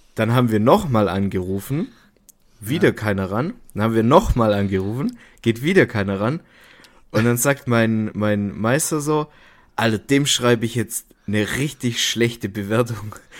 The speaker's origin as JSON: {"language": "German", "area": "the South", "region": "Southern Germany", "country": "Germany", "said": "bei uns im Süden"}